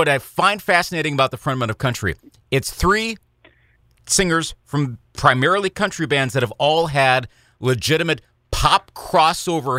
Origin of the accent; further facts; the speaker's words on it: Eau Claire, Wisconsin, United States; I remember being a sophomore at Memorial High School in Eau Claire, Wisconsin. This podcast is based in my hometown.